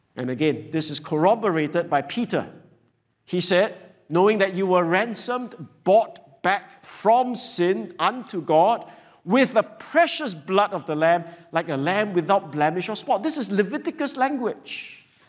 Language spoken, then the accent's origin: English; Singapore; as average Singaporean